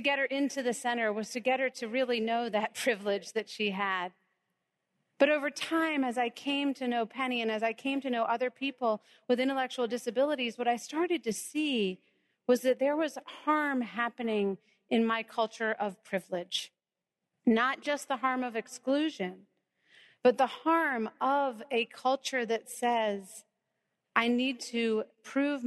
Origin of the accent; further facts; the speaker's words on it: North Carolina, United States; that town where I grew up in North Carolina